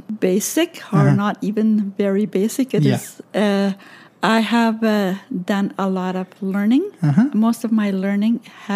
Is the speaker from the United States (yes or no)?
no; Bolivia; moved away; also born or lived in Paraguay; I was born in Paraguay, and my parents had four of us individual children in Paraguay, and with they took us to Bolivia where I grew up.